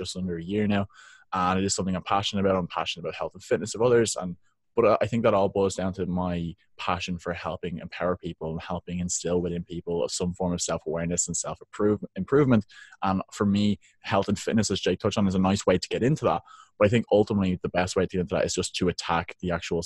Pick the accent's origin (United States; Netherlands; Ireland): Ireland; Dublin, Leinster; I'm from Dublin, Ireland, where the weather isn't so great